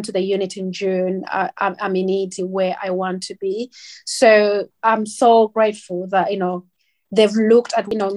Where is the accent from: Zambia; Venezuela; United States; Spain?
Zambia; now in United Kingdom; I'm black. I'm from Zambia.